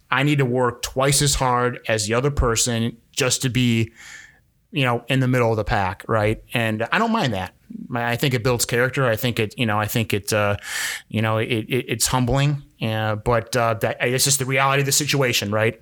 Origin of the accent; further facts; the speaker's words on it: Milwaukee, Wisconsin, United States; I'm from Milwaukee